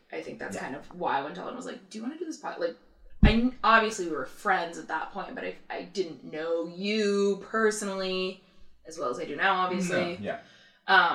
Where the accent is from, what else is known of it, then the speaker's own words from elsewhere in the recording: California, United States; accent: California girl; moved away; my California girl accent